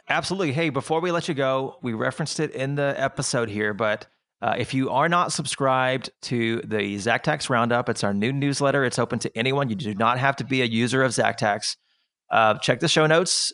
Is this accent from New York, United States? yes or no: no; Austin, Texas, United States; I was born, I was raised in Austin